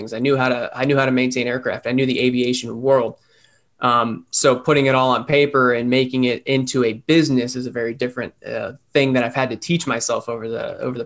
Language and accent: English; Punta Gorda, Florida, United States; I grew up here in Punta Gorda. I grew up in the southwest of Florida, and I joined the Air Force right out of high school